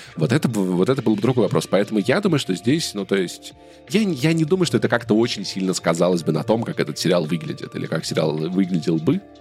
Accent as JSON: {"language": "Russian", "country": "Russia", "moved": "yes", "lives_now": "Yerevan, Armenia", "said": "я тоже из России"}